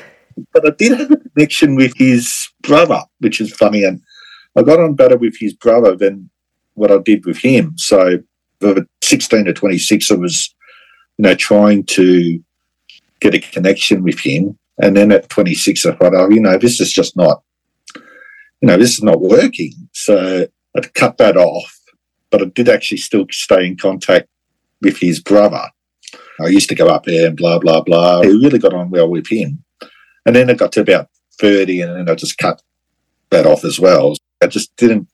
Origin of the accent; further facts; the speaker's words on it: Australia; I'm 50, just turned 52, and I'm from Australia